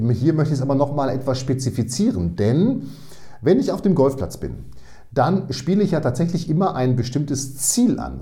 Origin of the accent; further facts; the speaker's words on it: Münster, North Rhine-Westphalia, Germany; ich komme aus Münster, Hege